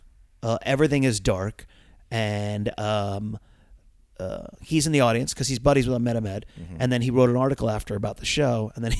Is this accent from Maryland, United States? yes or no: yes; Maryland, United States; Oh, I'm from Maryland.